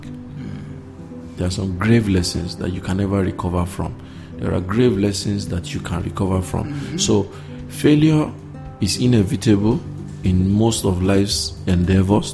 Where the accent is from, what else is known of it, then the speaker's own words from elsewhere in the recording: Nigeria; as a Nigerian or African